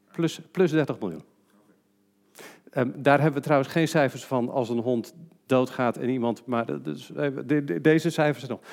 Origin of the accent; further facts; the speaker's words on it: Netherlands; we als Nederlanders